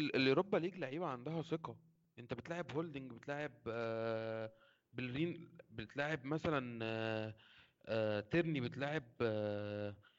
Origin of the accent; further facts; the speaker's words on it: Egypt; بما اني مصري